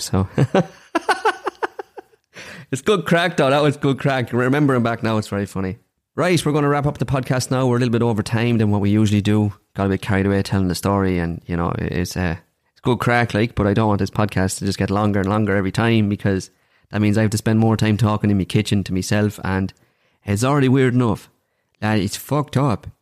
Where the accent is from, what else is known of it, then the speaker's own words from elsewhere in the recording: Daingean, Ireland; I'm from Dangan